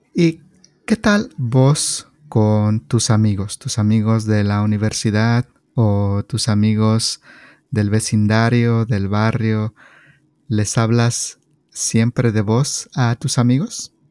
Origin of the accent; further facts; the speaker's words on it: State of Mexico, Mexico; now in California, United States; Yo soy mexicano. Yo soy de un estado que se llama el Estado de México